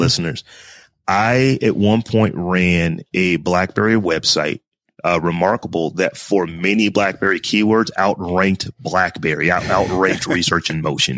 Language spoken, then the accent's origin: English; Warren, Ohio, United States; now in Columbus, United States; I am from Warren, Ohio